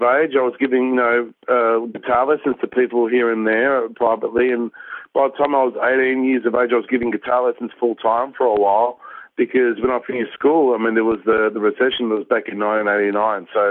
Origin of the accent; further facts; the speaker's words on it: Australia; So my parents are Polish. I'm from Polish background. I was born in Australia